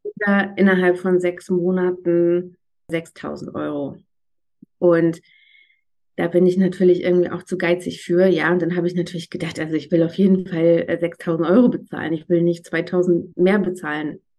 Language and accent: German; Northern Germany, Germany; accent: Northern German; moved away as an adult; now in Berlin, Germany; Ich bin äh, gebürtiges Nordlicht, manchmal kommt das sozusagen akustisch auch ein bisschen durch, bin aber seit 17 Jahren in Berlin